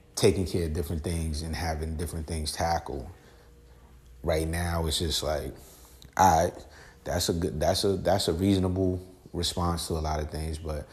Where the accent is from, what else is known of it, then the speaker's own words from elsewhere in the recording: New York, United States; I'm from New York